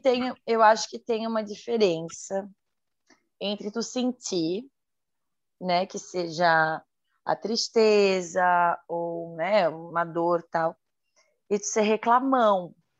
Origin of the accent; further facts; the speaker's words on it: Santa Catarina, Brazil; sou de Santa Catarina